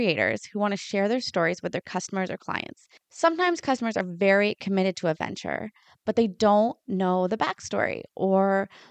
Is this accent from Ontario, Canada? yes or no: yes; Lion's Head, Ontario, Canada; also born or lived in Sauble Beach, Bruce County; I grew up in Lion's Head, about an hour north of where I live now